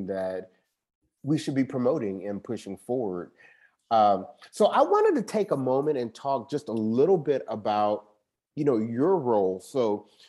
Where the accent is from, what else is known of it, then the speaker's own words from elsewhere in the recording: Cincinnati, Ohio, United States; now in San Diego, United States; I was raised in Cincinnati